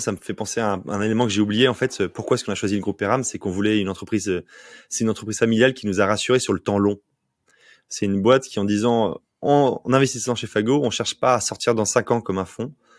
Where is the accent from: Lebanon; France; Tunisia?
France; Provence-Alpes-Côte d'Azur; also born or lived in Paris; now in Nantes, France; je suis provençal, je suis né en Provence